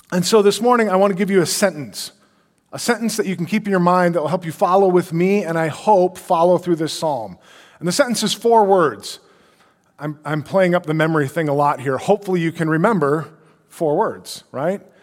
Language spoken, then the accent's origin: English; Brainerd, Minnesota, United States; moved away; I grew up in the Brainerd area.